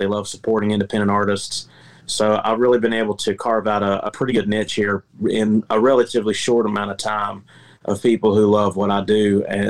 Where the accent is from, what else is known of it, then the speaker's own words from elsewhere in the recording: the Carolinas, United States; also born or lived in Memphis; I've been to St. Louis. I lived in Memphis for a little while. And I'm from the Carolinas, where we take our barbecue pretty seriously.